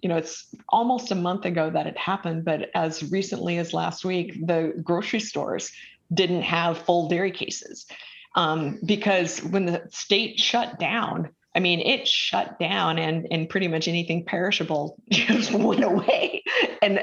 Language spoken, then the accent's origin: English; Minnesota, United States; now in Georgetown, United States; I grew up with in Minnesota